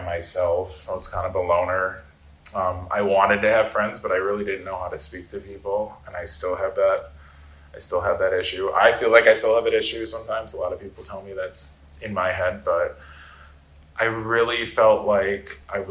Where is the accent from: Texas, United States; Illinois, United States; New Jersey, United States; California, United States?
Illinois, United States; outside of Chicago; moved away as an adult; also born or lived in Northwest Indiana / Denver, Colorado; I grew up outside of Chicago